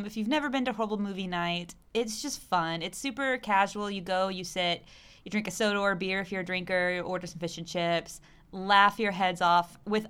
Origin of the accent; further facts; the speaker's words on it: Arkansas, United States; now in Chile; I'm from Arkansas.